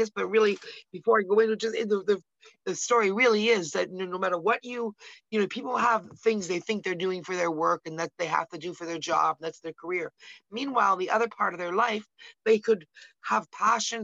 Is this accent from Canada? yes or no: yes; Canada; We're from Canada, we're here in Canada